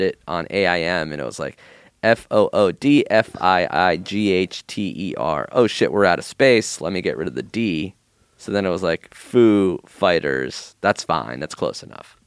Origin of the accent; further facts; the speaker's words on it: Israel; moved away; I was born in Israel, so my birth certificate is just how to spell my name in Hebrew